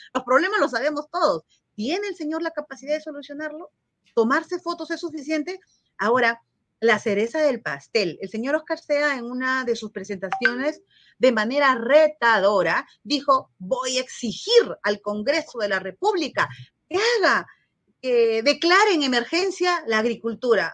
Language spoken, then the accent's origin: Spanish; Peru; Es mi país, es mi Perú